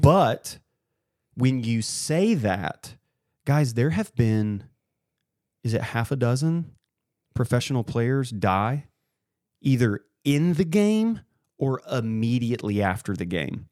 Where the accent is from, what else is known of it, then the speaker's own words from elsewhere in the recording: Columbia, Missouri, United States; I grew up in Columbia